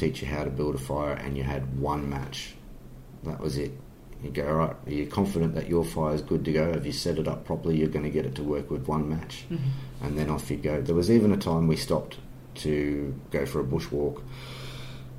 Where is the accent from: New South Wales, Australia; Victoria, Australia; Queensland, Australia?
New South Wales, Australia; Sydney; growing up in Sydney